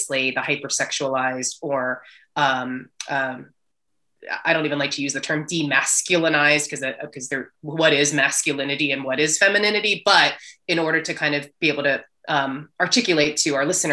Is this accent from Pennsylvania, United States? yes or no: yes; Southeastern Pennsylvania, United States; as a Asian American girl growing up in Southeastern Pennsylvania